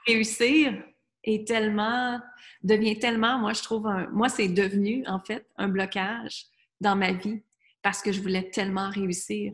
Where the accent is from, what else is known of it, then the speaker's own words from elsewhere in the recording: Quebec, Canada; moved away as an adult; also born or lived in United States; à l'âge de 20 ans, moi, je suis partie du Québec, j'étais vivre aux États-Unis